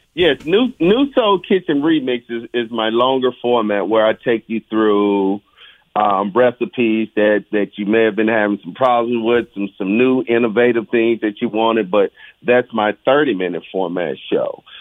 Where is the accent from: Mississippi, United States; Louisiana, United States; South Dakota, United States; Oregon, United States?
Mississippi, United States; my culinary journey of growing up in Mississippi